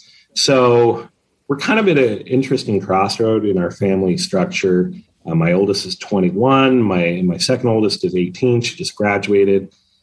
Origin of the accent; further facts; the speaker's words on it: Utah, United States; both my wife and I have grown up and born and raised in Utah.